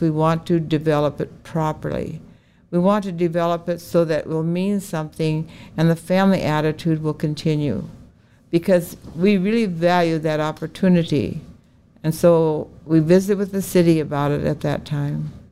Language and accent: English; Oregon, United States; now in Bismarck, United States; I was growing up in Oregon